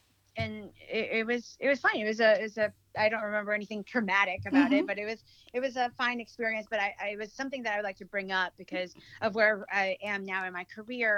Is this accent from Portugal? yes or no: no; Western Visayas, Philippines; English is a second language; now in United States; I'm an immigrant from the Philippines. So I was born in Negros Occidental. I came from a military family.